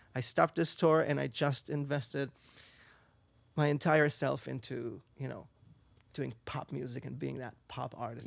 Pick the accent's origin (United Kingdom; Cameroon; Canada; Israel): Israel; English is a second language; moved away as an adult; now in New York, United States; I'm originally from Israel.